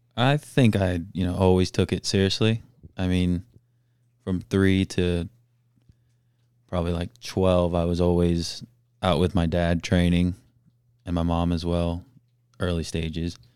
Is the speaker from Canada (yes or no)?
no; Melbourne, Florida, United States; I was born and raised in Melbourne, Florida